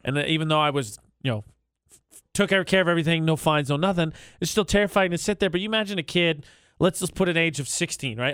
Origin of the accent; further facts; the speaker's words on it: Indiana, United States; moved away; I'm from Indiana